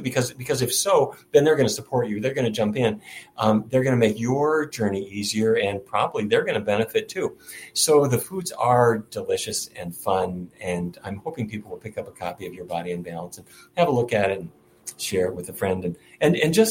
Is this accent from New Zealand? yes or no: no; Fargo, North Dakota, United States; now in Washington, D.C., United States; I grew up in Fargo, North Dakota, and there every day of my life, it was roast beef, baked potatoes, and corn